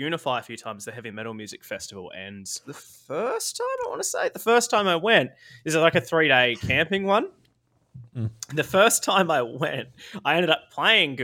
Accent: Australia

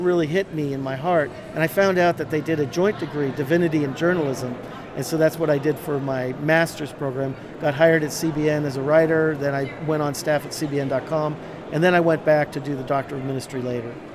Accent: Erie, Pennsylvania, United States; I grew up in Erie, Pennsylvania, right on Lake Erie

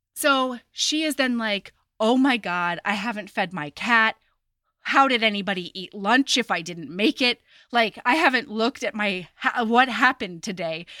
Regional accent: Oregon, United States; I was growing up in Oregon

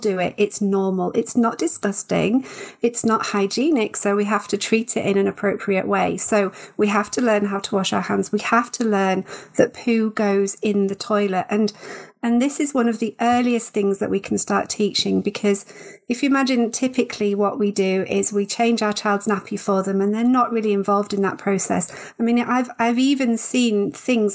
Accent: United Kingdom; I know we're all British

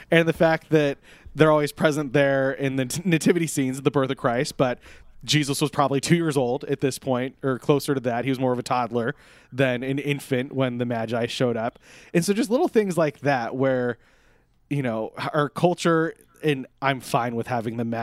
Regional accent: Netherlands; I'm from Holland. Isn't that weird?

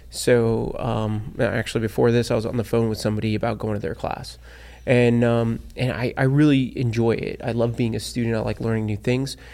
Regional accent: South Florida, United States; born and raised in South Florida.

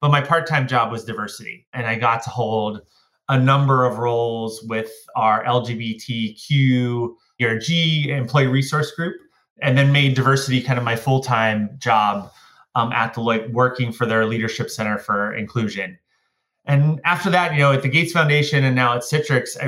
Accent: Pittsburgh, Pennsylvania, United States; I grew up just outside of Pittsburgh in the United States, in Pennsylvania

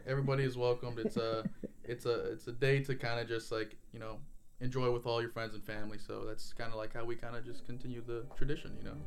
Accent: United States; Salvadorian descent, uh, but born and raised in the United States

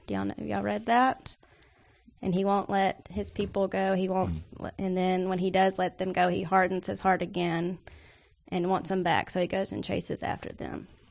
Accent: Nashville, Tennessee, United States; I'm from Nash Vegas

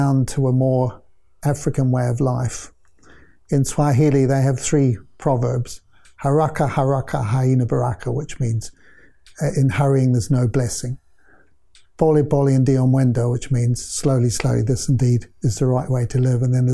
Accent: New Zealand; moved away as an adult; also born or lived in Kenya / United Kingdom; I grew up in New Zealand

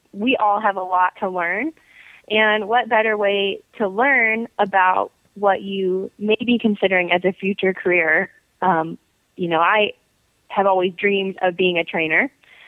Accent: Cleveland, Ohio, United States; I'm from Cleveland, Ohio. I have been actually with the same trainer in Ohio for most of my life

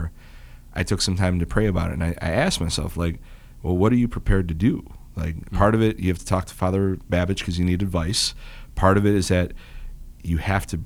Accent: Roseville, United States; I grew up in Roseville

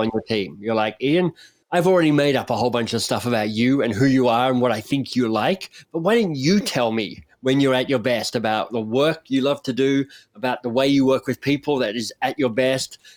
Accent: Australia

